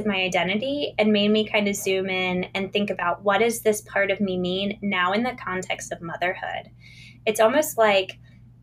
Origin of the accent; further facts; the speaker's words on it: Virginia, United States; I grew up in the Chesapeake Bay region of coastal Virginia.